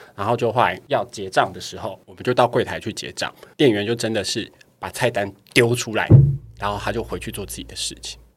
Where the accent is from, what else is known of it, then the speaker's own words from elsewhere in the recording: Taiwan; 我在台湾，我就是台湾人